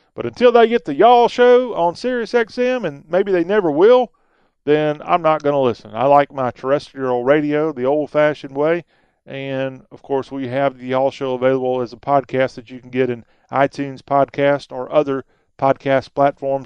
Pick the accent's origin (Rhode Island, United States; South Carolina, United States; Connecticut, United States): South Carolina, United States; I grew up in South Carolina